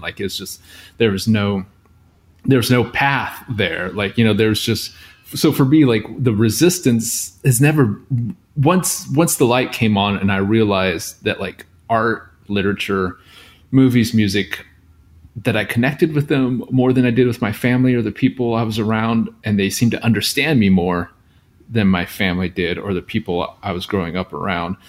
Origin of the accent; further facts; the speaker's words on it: outside of Seattle, Washington, United States; I grew up outside of Seattle um, in a small town